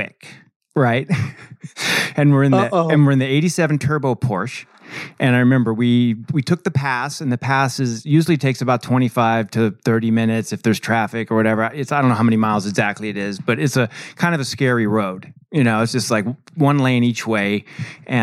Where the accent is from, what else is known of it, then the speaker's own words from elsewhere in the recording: Santa Ynez, California, United States; my friend Kyle Wolf, who I grew up with out in San Ynez